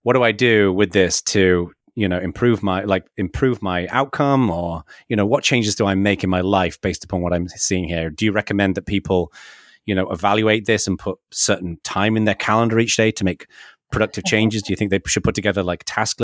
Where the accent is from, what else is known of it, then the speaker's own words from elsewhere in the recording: the north of England, United Kingdom; now in California, United States; I was born in Northern England and, you know, in a relatively working class background when I was very young, and then became kind of a little bit more middle class as I got a bit older. But then we moved to the south of England